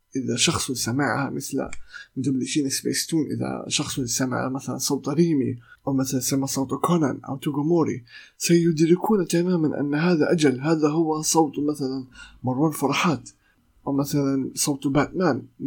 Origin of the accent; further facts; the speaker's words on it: Palestine; accent: Palestinian; لهجتي أو لغتي آه، أو لهجتي الفلسطينية